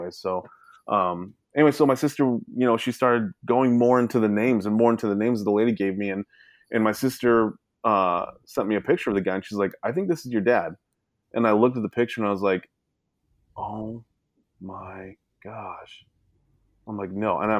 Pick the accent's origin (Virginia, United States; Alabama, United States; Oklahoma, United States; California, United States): California, United States; Sacramento; I'm from Sac, you know, I was born in Sacramento